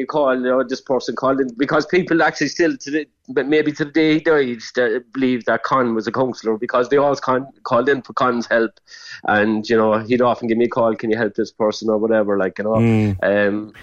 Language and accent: English; Ireland; I'm from Groundwater all my life.